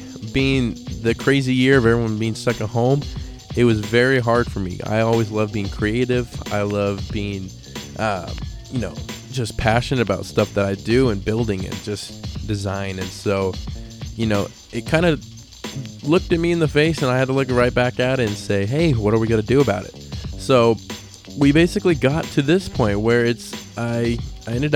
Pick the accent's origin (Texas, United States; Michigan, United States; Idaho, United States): Idaho, United States; also born or lived in Reno, Nevada; Idaho. That's where I'm from. I wasn't born here, but this is where I currently live. I was born in Reno, Nevada. But yeah, anyway, Idaho is where I call home